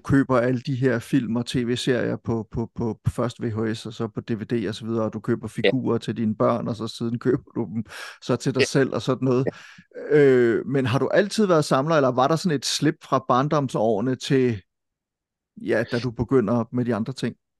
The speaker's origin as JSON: {"language": "Danish", "town": "Silkeborg", "region": "Central Denmark Region", "country": "Denmark", "said": "Folkebibliotek i Silkeborg, ja. hvor jeg kommer fra"}